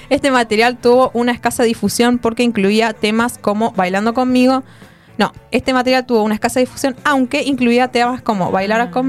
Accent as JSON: {"language": "Spanish", "country": "Argentina", "said": "digamos que hago rock and roll y que soy argentino, que es otra cosa."}